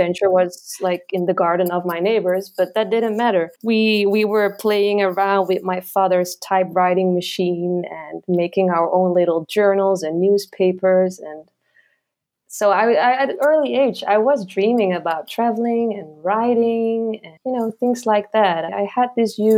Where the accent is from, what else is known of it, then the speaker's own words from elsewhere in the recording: eastern Netherlands, East Netherlands, Netherlands; English is a second language; moved away as an adult; now in Marrakesh, Morocco; I grew up in a very tiny village in the east part of the Netherlands, near the German border